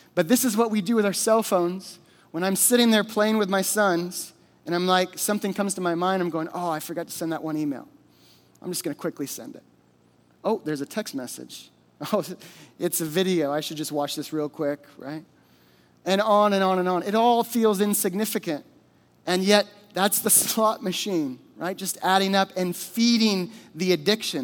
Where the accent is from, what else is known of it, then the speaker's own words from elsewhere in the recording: Alaska, United States; I grew up in Alaska. I was born and raised here